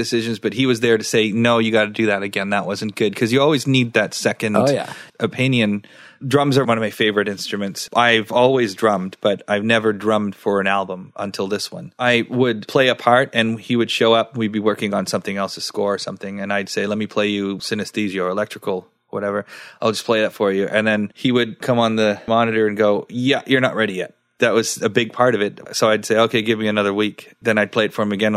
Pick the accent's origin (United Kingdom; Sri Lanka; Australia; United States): Sri Lanka; now in Nova Scotia, Canada; I was born in Sri Lanka